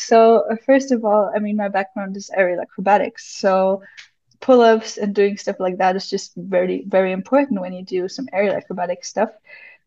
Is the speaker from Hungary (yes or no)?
no; Munich, Bavaria, Germany; I'm from Munich, Germany